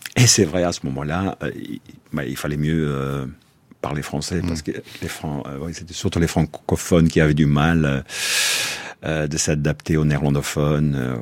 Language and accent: French; Brussels, Brussels-Capital Region, Belgium; chez nous à Bruxelles.